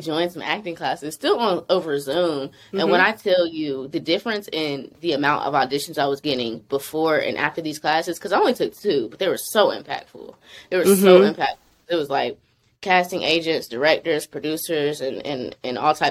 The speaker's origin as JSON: {"language": "English", "town": "Charlotte", "region": "North Carolina", "country": "United States", "moved": "yes", "lives_now": "Atlanta, United States", "said": "I'm from Charlotte, North Carolina originally, but I'm based in Atlanta"}